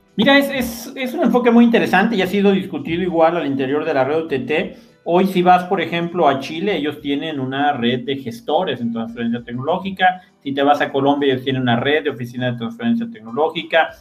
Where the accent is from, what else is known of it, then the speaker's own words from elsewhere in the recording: Ixmiquilpan, Hidalgo, Mexico; Yo crecí en Ixmiquilpan, estuve prácticamente ahí viviendo 18 años